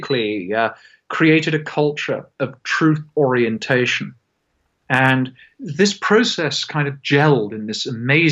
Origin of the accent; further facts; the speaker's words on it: Scotland, United Kingdom; I say this as a Scotsman